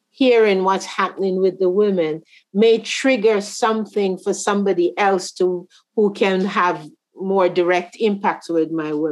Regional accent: Canada; also born or lived in Jamaica; as a Canadian yeah. and as a Jamaican.

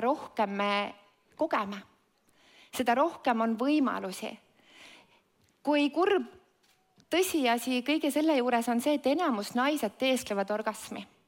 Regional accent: Estonia; ma sündisin see Eestis

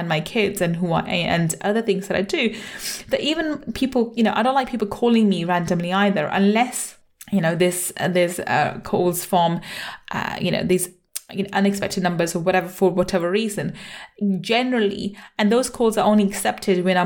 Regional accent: London, United Kingdom; also born or lived in Manchester; I was born in Manchester and grew up in London

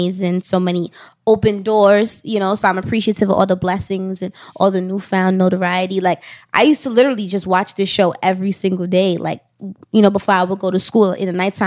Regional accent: New York City, New York, United States; I'm a Brooklyn, like, I'm from Brooklyn and I'm Trini

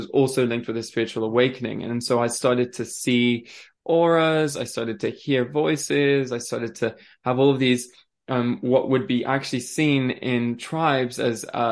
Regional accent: France; also born or lived in Switzerland; now in England; born in Switzerland. I grew up in France.

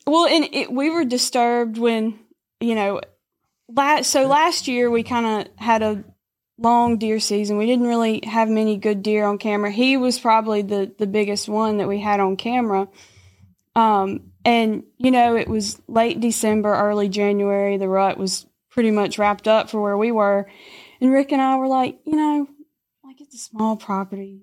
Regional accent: Lambert, Mississippi, United States; I'm from Lambert, Mississippi

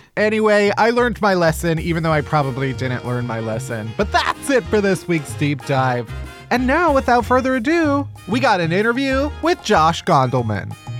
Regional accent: Chicago, Illinois, United States; I'm from Chicago

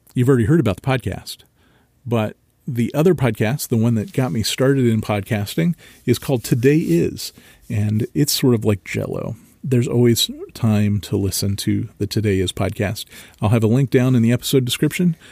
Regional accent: Marysville, Ohio, United States; I grew up in Marysville, Ohio.

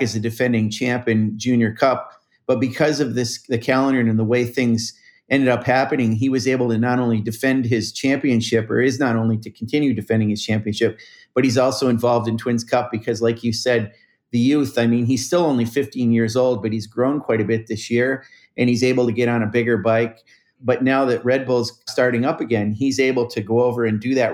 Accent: Northern New York, United States; I grew up in Northern New York

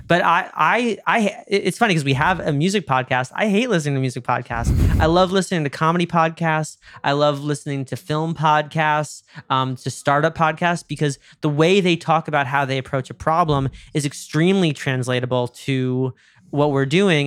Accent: New York, United States; I'm from New York

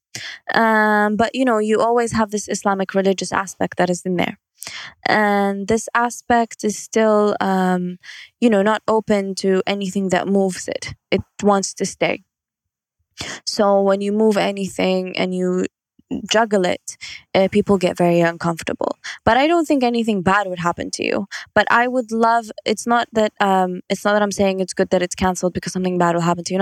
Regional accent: Kuwait; I'm from Kuwait

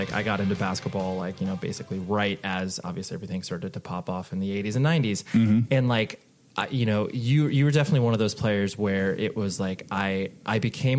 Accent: Las Vegas, Nevada, United States; born there; I was born in Vegas, and so, like, mm-hmm. UNLV was my team

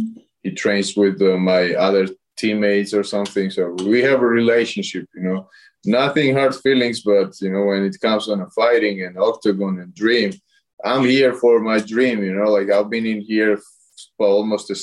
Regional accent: Tbilisi, Georgia; I'm from capital, Tbilisi

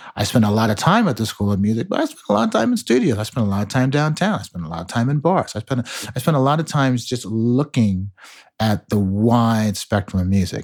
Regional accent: Margate, Florida, United States; moved away as an adult; also born or lived in Chicago, Illinois / Nashville, Tennessee / Ann Arbor, Michigan / New York City; now in New York, United States; I was born in Chicago, but grew up in Margate, Florida

